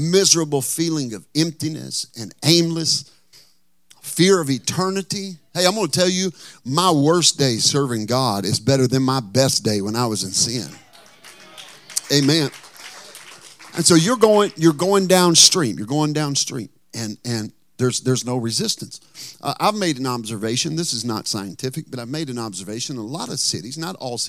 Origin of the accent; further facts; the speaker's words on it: Texarkana, United States; moved away as an adult; now in Northern California, United States; in Texarkana where I'm from